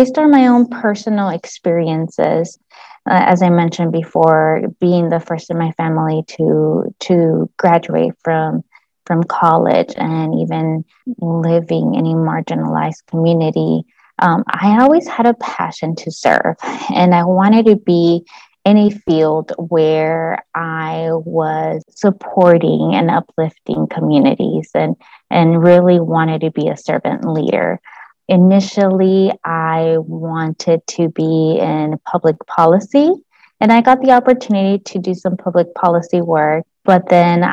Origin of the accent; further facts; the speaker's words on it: Palmview, Texas, United States; moved away as an adult; also born or lived in Austin, Texas; I am originally from the Rio Grande Valley. I grew up in a small border town, specifically called Palmview, Texas